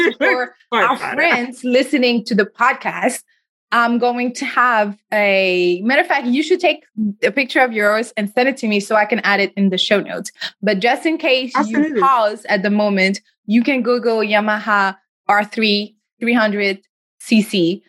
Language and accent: English; United States; especially as American, we like to focus on here.